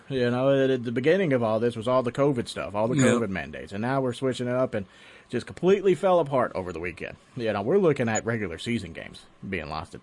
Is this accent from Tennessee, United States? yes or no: yes; Tennessee, United States; I grew up in Tennessee